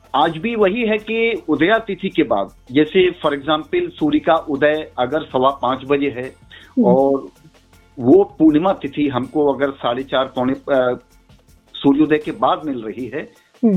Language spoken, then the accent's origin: Hindi; Braj, India; brush के रहने वाले हैं हम लोग